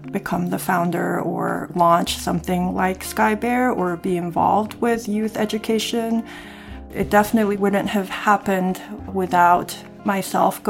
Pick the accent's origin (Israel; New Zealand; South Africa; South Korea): South Korea; moved away; I'm from Korea, I have Korean ancestry